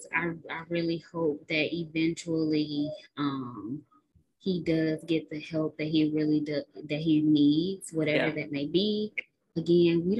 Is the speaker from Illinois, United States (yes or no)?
yes; Chicago, Illinois, United States; we're from Chicago